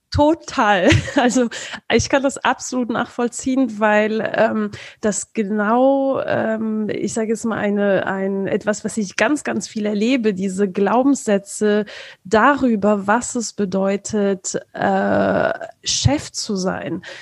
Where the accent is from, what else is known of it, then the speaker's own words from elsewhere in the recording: France; ich komme ursprünglich aus Frankreich.